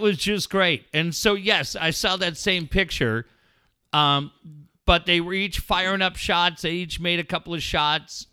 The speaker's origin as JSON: {"language": "English", "town": "Cardiff", "region": "California", "country": "United States", "tie": "born or raised there", "said": "Growing up in Cardiff"}